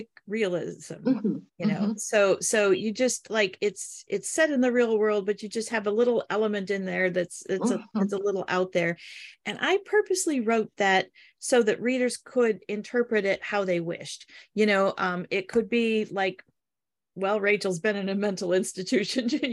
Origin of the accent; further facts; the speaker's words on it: Midwest, United States; also born or lived in Detroit area, Michigan / Upper Peninsula, Michigan; I'm from the Midwest. We're all pretty down to earth